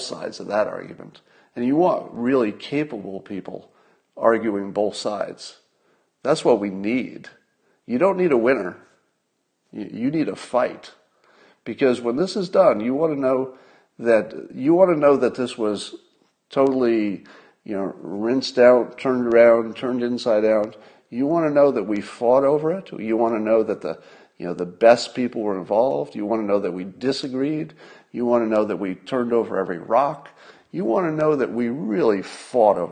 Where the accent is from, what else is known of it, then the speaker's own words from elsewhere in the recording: United States; I'm an American